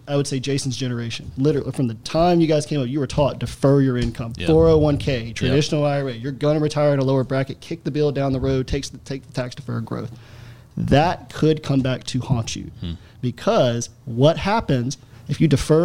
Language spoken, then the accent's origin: English; Alabama, United States; I'm from Alabama, my family's from Louisiana, they're all farmers